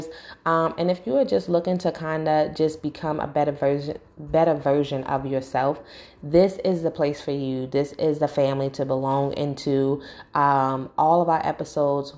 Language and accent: English; New York City, New York, United States; moved away as an adult; now in North Carolina, United States; I was born and raised in New York and I live in North Carolina right now